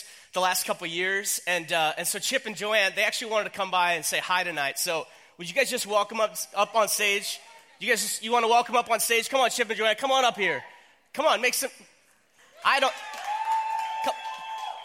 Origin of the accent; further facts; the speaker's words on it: North Dakota, United States; accent: long O's; I was up in North Dakota. I grew up there. My family's from North Dakota.